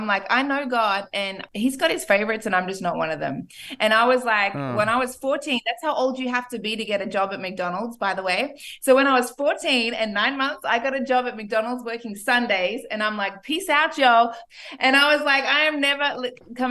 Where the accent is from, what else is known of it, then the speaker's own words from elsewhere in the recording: Australia; moved away as an adult; also born or lived in Ipswich, Queensland / Wagga Wagga, New South Wales; now in Miami, United States; I am Australian, born and raised. So is my husband, actually. I was born in Ipswich.